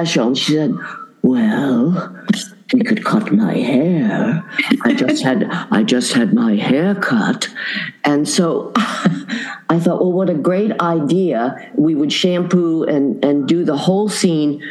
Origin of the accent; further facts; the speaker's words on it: Boulder, Colorado, United States; I grew up in Boulder, Colorado